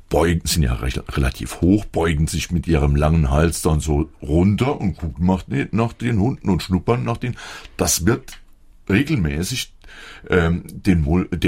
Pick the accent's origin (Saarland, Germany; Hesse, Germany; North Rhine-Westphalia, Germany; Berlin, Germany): Saarland, Germany; Saarbrücken; Gut, ich bin ja in, in Eschringen aufgewachsen. Ich hoffe, dass jeder weiß, wo das ist. Das ist der kleinste Stadtteil der Stadt Saarbrücken